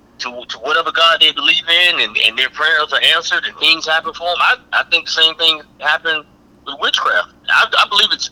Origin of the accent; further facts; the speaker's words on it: the South, North Carolina, United States; Growing up in the South, I mean, living in North Carolina, in the South